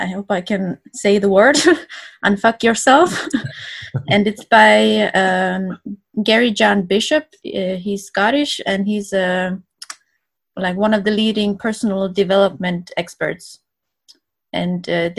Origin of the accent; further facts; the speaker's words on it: Estonia; moved away as an adult; also born or lived in Denmark; I'm originally from Estonia